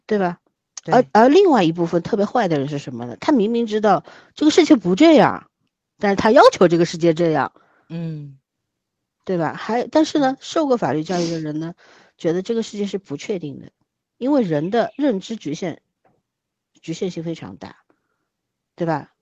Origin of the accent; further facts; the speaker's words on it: China; 我们中国人啊，嗯。总是习惯性地去，一定要去定义这个爱情必须是什么样子